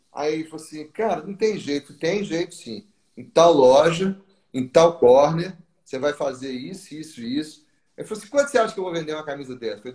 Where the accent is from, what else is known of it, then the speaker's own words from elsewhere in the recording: Rio de Janeiro, Brazil; Do Rio. No Rio o calor danado